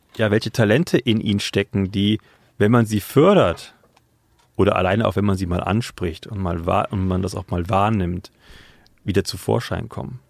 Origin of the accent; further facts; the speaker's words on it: Oberbergisches Land, North Rhine-Westphalia, Germany; ich komm vor, ähm, aus dem oberbergischen Land. Ähm, genau, aus einer kleinen Gemeinde. Ich komme vom Dorf